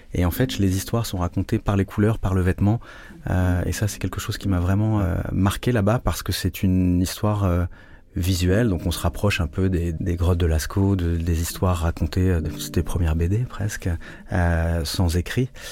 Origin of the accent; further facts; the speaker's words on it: Rennes, Brittany, France; also born or lived in Japan / Hong Kong / Portugal; now in Lisbon, Portugal; je suis né à Rennes, dans une ville qui est, où on voit encore beaucoup de maisons du Moyen-Âge, à Colombage